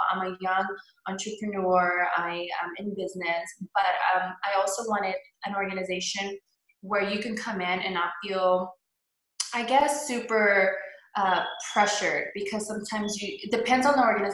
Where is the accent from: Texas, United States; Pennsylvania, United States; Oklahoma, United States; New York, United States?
Texas, United States; Houston; I am born and raised here in Houston. I grew up in Old Pearland.